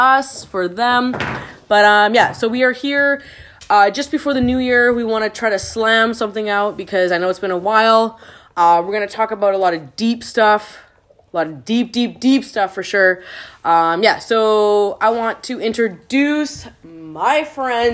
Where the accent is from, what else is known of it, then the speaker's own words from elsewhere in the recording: Canada; now in Vancouver, Canada; I returned back to Canada